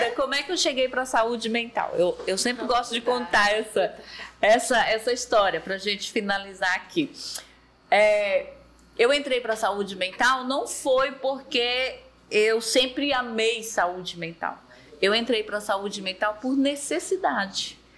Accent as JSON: {"language": "Portuguese", "region": "São Paulo", "country": "Brazil", "tie": "born or raised there", "also_born_or_lived": "Quixeramobim / Sete Lagoas", "said": "Eu sou cearense, mas não sou daqui de Maracanã. Né? Eu nasci em Quixeramobim, fui criada em São Paulo, morei 19 anos em São Paulo e 19 em Minas Gerais, Sete Lagoas."}